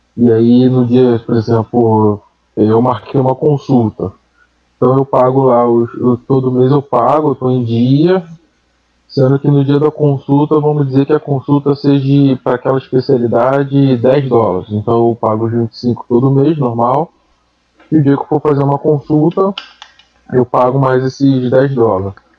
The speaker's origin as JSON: {"language": "Portuguese", "country": "Brazil", "moved": "yes", "said": "nós como brasileiro aqui"}